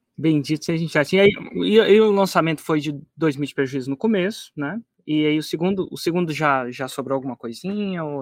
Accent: Brasília, Federal District, Brazil; minha família vem de Minas, mas eu nasci, acabei nascendo em Brasília

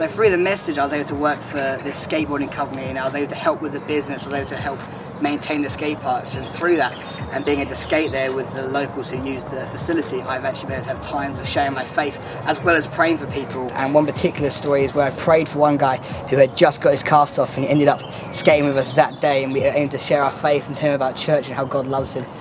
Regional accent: Braintree, East of England, United Kingdom; I'm 19 and from Braintree, which is in Essex.

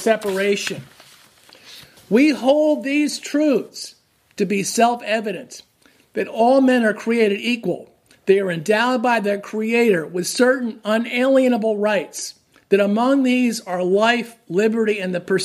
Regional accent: New Jersey, United States; now in Massachusetts, United States; I grew up in New Jersey

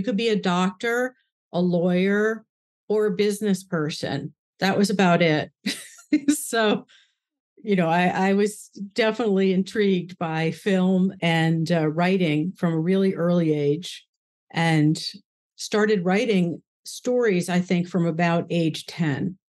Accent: New York City, New York, United States; I was born in New York, just outside, first born in New York City, and then my parents moved outside of the city.

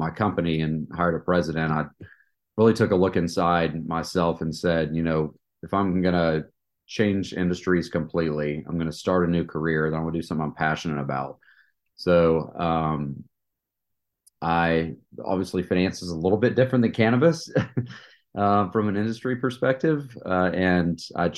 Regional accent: East Tennessee, United States; moved away as an adult; also born or lived in Atlanta, Georgia; I was born and raised in East Tennessee

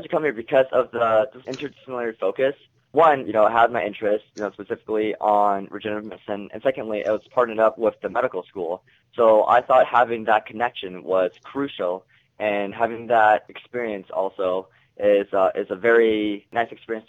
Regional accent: Oregon, United States; moved away as an adult; I grew up in Oregon, you know, all the way on the other coast

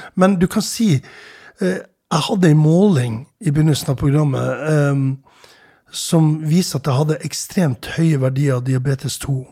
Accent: Tromsø, Troms, Norway; jeg vokste opp i Tromsø

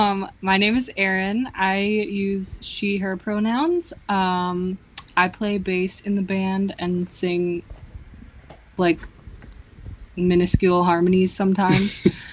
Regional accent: Owatonna, Minnesota, United States; I'm from Owatonna.

